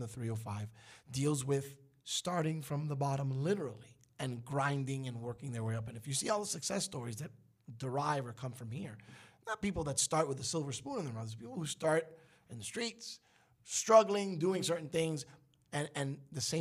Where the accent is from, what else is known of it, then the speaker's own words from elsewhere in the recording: Miami, Florida, United States; also born or lived in Brooklyn, New York; I got here, and I think I've been in Miami longer than most people have been in Miami.